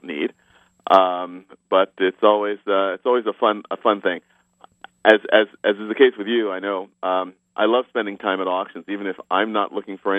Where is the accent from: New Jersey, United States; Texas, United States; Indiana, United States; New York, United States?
New York, United States; New York City; moved away as an adult; also born or lived in Central Connecticut / Eastern Pennsylvania; now in Palm Springs, United States; I was born in New York City and grew up in New York City